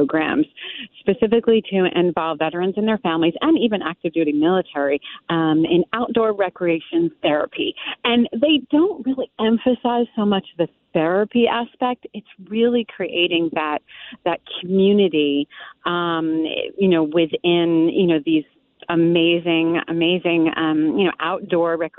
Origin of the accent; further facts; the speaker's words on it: New York, United States; moved away as an adult; also born or lived in Fort Leavenworth, Kansas; I'm a New Yorker